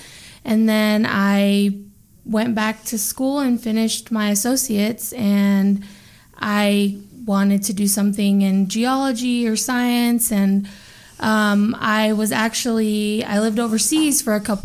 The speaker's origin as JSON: {"language": "English", "town": "Dallas", "region": "Texas", "country": "United States", "tie": "born or raised there", "also_born_or_lived": "San Antonio / Turkey", "moved": "as an adult", "lives_now": "Springfield, United States", "said": "I was born and raised in Dallas"}